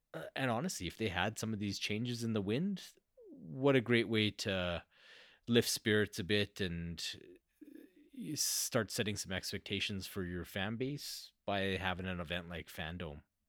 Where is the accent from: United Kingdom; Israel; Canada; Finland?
Canada; I'm Canadian.